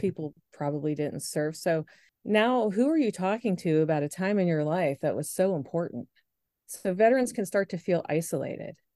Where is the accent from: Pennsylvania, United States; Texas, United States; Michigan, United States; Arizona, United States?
Pennsylvania, United States; Moon Township; my husband and I, we're from Moon Township, so that would be close to us